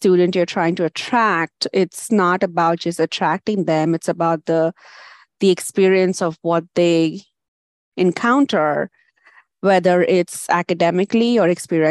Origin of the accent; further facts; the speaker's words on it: India; moved away as an adult; now in United States; I had a bachelor's degree in India